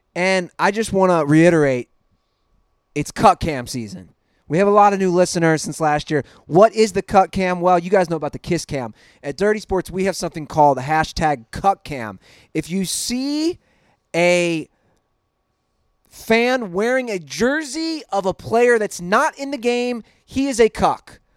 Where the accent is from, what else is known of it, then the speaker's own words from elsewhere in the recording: Cincinnati, Ohio, United States; now in Los Angeles, United States; My hometown Bengals